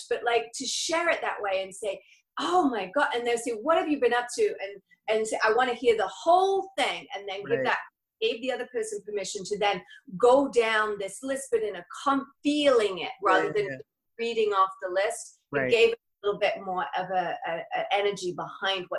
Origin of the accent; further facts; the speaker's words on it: England, United Kingdom; moved away as an adult; now in La Quinta, United States; I'm from England. I've been here since I was 19 and I just turned 50 last year.